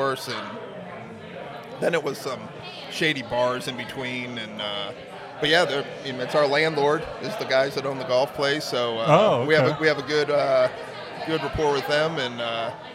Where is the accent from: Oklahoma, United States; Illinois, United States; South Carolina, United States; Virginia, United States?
South Carolina, United States; Myrtle Beach; also born or lived in Cleveland, Ohio; I was born in Cleveland. I grew up in Myrtle Beach